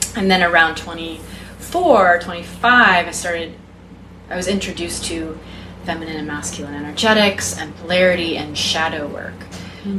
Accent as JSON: {"language": "English", "region": "Texas", "country": "United States", "tie": "born or raised there", "said": "was raised in the South, I was raised in Texas"}